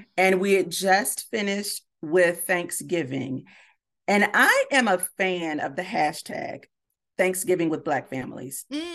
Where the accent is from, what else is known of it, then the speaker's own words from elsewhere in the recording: Miami, Florida, United States; moved away; Miami, my hometown